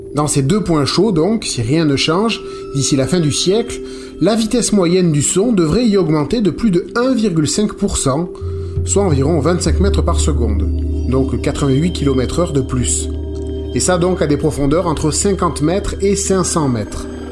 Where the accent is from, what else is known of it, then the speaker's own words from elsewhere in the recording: Saint Lawrence, Quebec, Canada; chez nous, dans le Saint-Laurent